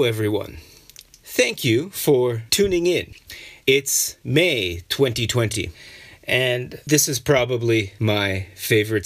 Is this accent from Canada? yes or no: yes; Canada; as a Canadian